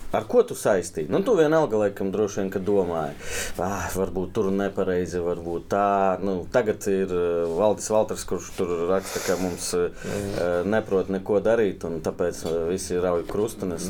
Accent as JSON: {"language": "Latvian", "town": "Ilūkste", "region": "Selonia", "country": "Latvia", "tie": "born or raised there", "said": "es no Ilūkstas"}